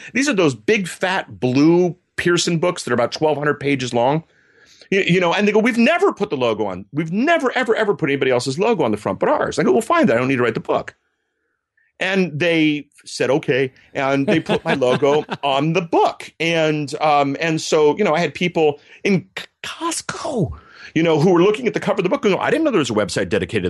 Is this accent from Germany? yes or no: yes; Berlin, Germany; I grew up in Germany. My folks worked for the U.S. military. And yeah. when you grow up in the 80s next to the Berlin Wall, that might explain my political science degree.